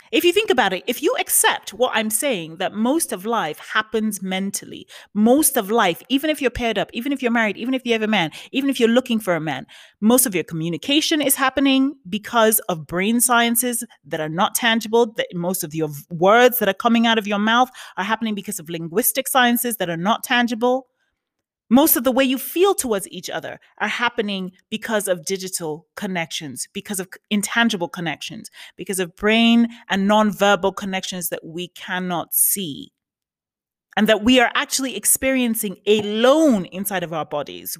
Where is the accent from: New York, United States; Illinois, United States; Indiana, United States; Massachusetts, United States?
New York, United States; now in West Hollywood, United States; I'm from New York, but you know, um, my official residence is in California, West Hollywood.